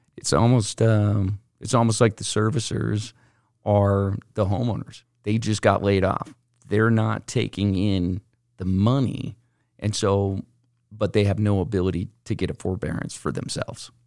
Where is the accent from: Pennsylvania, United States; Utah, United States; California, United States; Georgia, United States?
Utah, United States; we're from Utah